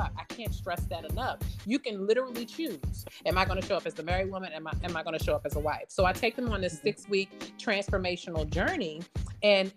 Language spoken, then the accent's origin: English; Maryland, United States; I grew up in the DMV. I'm from Maryland.